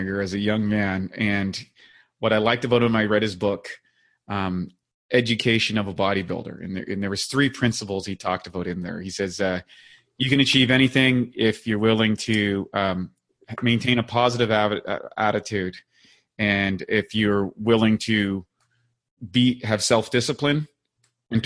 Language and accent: English; Northern Canada, Canada; growing up in Northern Canada, you know, in Canada, and playing hockey